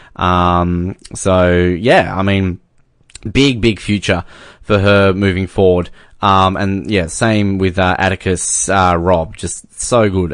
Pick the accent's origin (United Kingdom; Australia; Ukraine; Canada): Australia; as an Australian